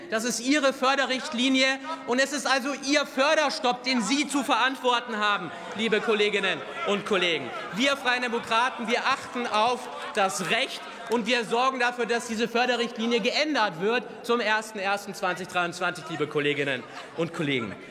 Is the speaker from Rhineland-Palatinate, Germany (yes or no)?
no; Bavaria, Germany; Ich komme selber aus Bayern